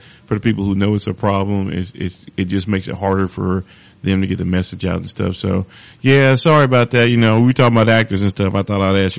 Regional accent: North Carolina, United States; we're both from North Carolina.

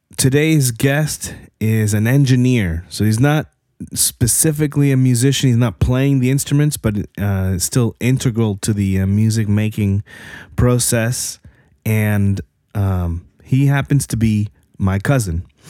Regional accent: New Jersey, United States; I grew up in Jersey.

